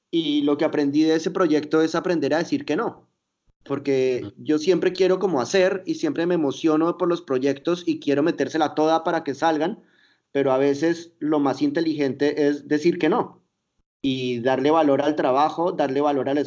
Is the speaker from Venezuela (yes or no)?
no; Mexico City, Mexico; yo viví mi, mi adolescencia en Ciudad de México